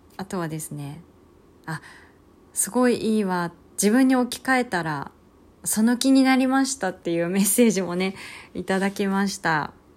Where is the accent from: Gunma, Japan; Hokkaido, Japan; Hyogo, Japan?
Hokkaido, Japan; moved away; also born or lived in Kanto; 地元の北海道